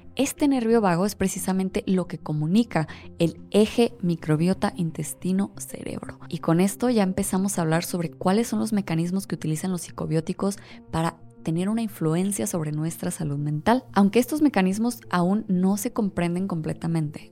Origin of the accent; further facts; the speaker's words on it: Mexico; nosotros como mexicanos